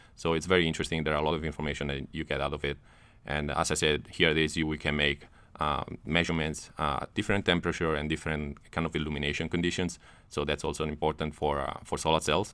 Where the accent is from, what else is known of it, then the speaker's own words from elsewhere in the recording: Italy; moved away as an adult; also born or lived in Netherlands; now in United States; I'm from Italy.